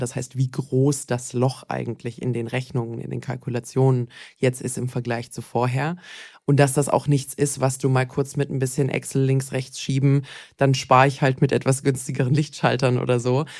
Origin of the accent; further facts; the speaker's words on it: Bad Wildbad, Baden-Württemberg, Germany; Ich bin aufgewachsen in Bad Wildbad im Schwarzwald.